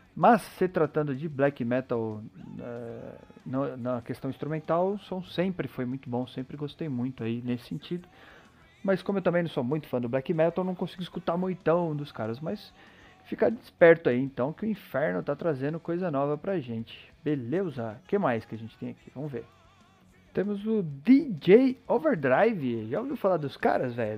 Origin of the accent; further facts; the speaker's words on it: Brazil; Eu sou brasileiro